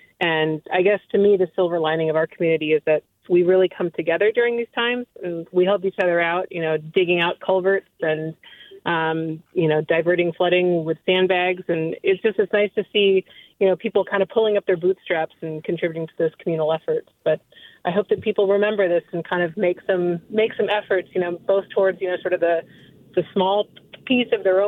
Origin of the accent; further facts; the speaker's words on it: La Honda, California, United States; I grew up in the Santa Cruz Mountains near La Honda, and I still live up here, just with the exception of a few years out of state for school.